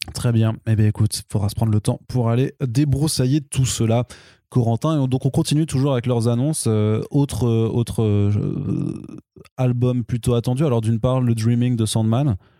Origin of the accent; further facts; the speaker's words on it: France; par chez nous en France